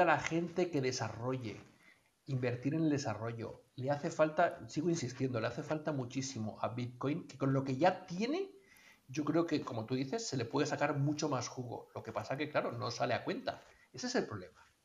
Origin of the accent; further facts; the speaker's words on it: Colombia; de donde yo procedo de Colombia